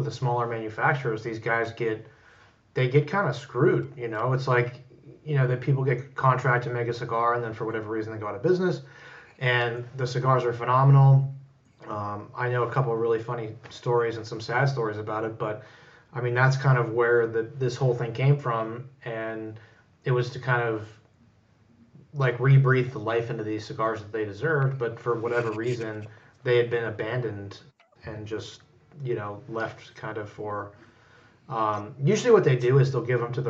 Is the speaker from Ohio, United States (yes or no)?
yes; Youngstown, Ohio, United States; also born or lived in Champion, Ohio; I'm from Youngstown